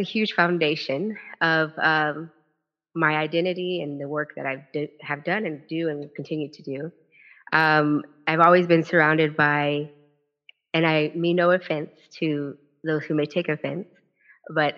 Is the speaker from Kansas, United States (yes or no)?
yes; Kansas, United States; born and raised in Kansas